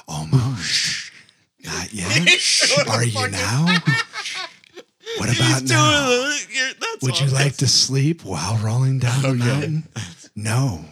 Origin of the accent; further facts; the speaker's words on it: Canton, Ohio, United States; I mean, I'm originally from Canton.